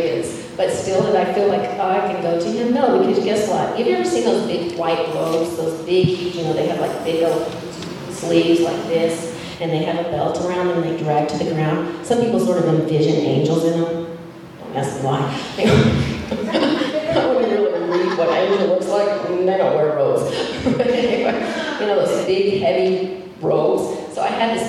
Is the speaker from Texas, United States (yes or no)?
yes; Amarillo, Texas, United States; moved away as an adult; also born or lived in Denver, Colorado; I grew up in Amarillo, Texas, which is plains